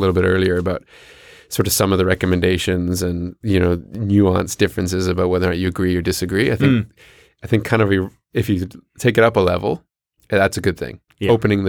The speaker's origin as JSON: {"language": "English", "country": "New Zealand", "accent": "Canadian", "said": "I guess I'll start out by saying my Canadian accent. {S0} Yeah, that's good. {S3} Yeah, because people always want to know right out of the gate. But I'm actually a Kiwi originally."}